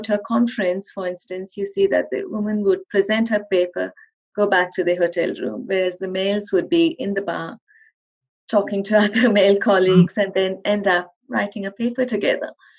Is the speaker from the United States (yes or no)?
no; India; moved away; I was actually raised in India